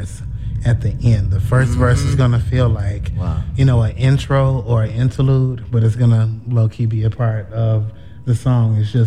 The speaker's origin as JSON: {"language": "English", "town": "Chicago", "region": "Illinois", "country": "United States", "said": "I'm from Chicago, 30"}